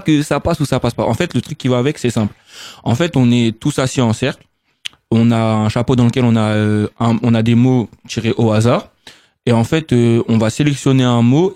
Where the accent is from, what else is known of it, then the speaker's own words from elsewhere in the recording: Sarcelles, Île-de-France, France; on vient peut-être de Sarcelles